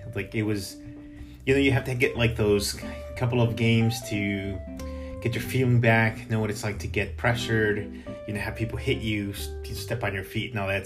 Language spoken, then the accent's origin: English; Chicago, Illinois, United States; now in Boston, United States; Grew up in Chicago